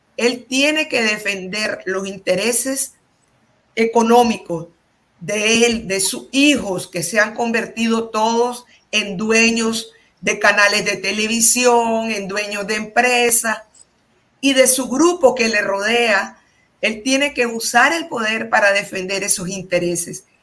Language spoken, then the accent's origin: Spanish; Nicaragua; moved away as an adult; somos los nicaragüenses